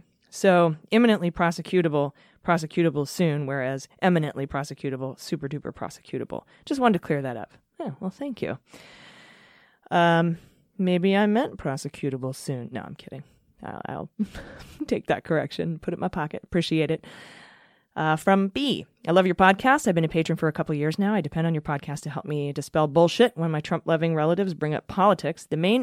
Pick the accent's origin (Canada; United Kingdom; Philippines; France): Canada; I'm a bit of an American news junkie that I sometimes forget I'm actually Canadian, but I indeed am.